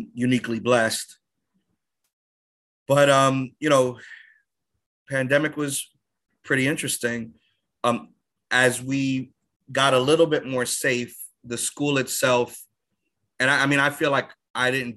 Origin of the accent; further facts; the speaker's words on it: New York City, New York, United States; moved away as an adult; also born or lived in Inwood, Manhattan / Deerfield Academy; growing up in the Bronx